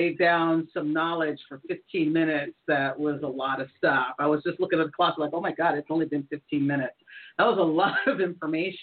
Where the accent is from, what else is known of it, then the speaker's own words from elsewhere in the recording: United States; being an American